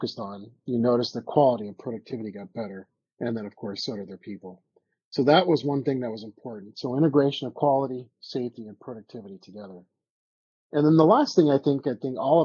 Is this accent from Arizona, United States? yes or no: yes; Mesa, Arizona, United States; my hometown here in Mesa, Arizona